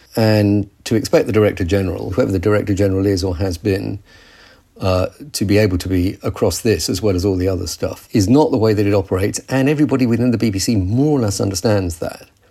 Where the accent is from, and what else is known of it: United Kingdom